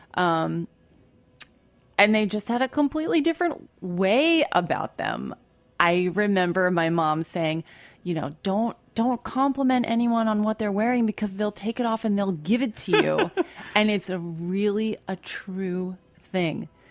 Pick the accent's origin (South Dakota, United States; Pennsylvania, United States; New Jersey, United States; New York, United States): Pennsylvania, United States; Philadelphia; moved away; also born or lived in San Francisco; I grew up in Philadelphia